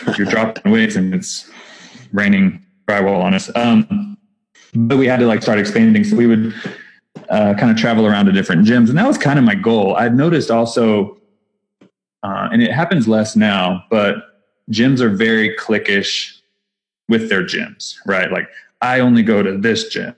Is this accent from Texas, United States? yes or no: yes; Texas, United States; accent: Texas; I have my Texas accent again, because I'm still in Texas